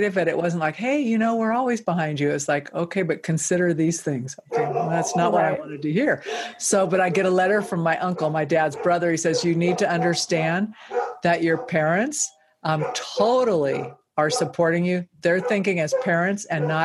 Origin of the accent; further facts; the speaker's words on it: California, United States; moved away as an adult; also born or lived in Central Coast, California; now in Northern Nevada, United States; where I live now in Northern Nevada, which I never would have thought of because I grew up in California.